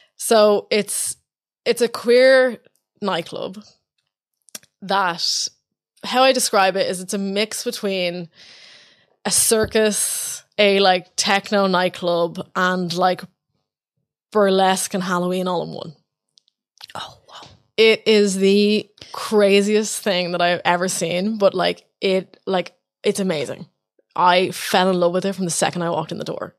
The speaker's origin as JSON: {"language": "English", "country": "Ireland", "also_born_or_lived": "New York", "said": "as an Irish person"}